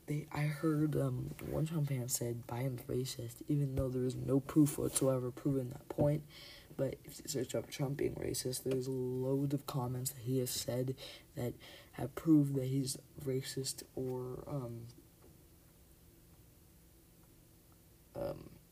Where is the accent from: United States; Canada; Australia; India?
Canada; I'm Canadian, I'm not even American